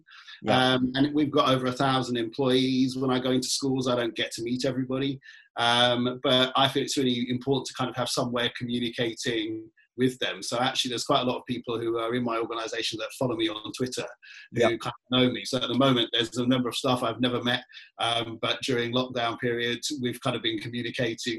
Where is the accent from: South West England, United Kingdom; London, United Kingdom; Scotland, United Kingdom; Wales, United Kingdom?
London, United Kingdom; I grew up in Tottenham